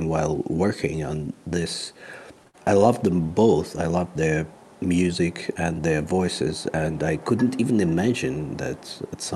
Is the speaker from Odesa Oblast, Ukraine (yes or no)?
no; Kharkiv, Kharkiv Oblast, Ukraine; moved away as an adult; now in Germany; I was born in Kharkiv, Ukraine, in 1975. I left to Germany with my parents and my grandparents in 1995.